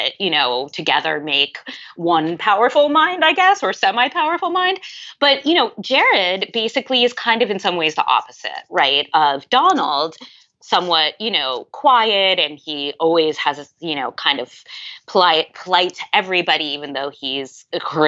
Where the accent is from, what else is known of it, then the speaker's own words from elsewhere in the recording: New York City, New York, United States; I grew up in Manhattan